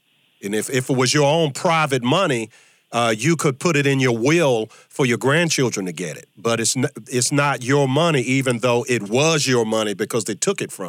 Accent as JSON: {"language": "English", "region": "Virginia", "country": "United States", "tie": "born or raised there", "said": "Virginia, my home state"}